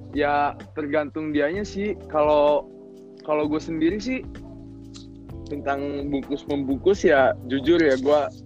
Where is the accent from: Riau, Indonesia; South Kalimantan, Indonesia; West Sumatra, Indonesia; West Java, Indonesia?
West Java, Indonesia; Cikampek; moved away; also born or lived in Bandung / Jakarta; gue dari Cikampek